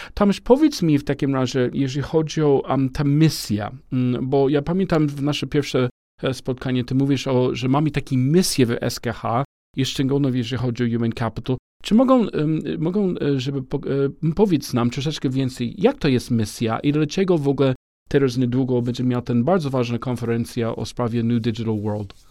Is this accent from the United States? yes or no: yes; United States; Polish is a second language; also born or lived in Romania / Spain; now in Poland; jako Amerykaninem, ale mieszkam w ogóle w Polsce